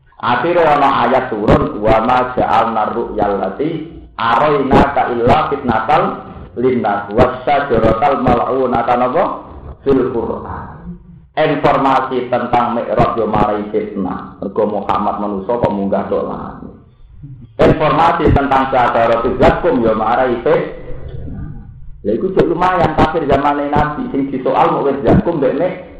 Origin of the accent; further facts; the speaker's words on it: Java, Indonesia; Wong Jawa